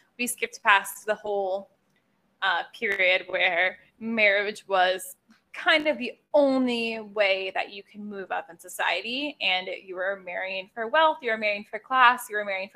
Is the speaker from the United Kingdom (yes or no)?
no; United States; as an American